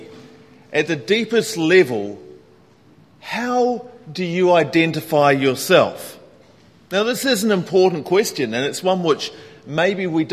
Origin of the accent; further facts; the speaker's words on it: New Zealand; now in Hong Kong; being a New Zealander